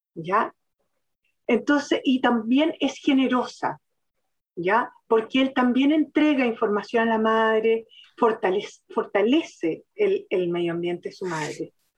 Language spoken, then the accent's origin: Spanish; Chile; nosotros, los chilenos, los chilenos, propiamente tal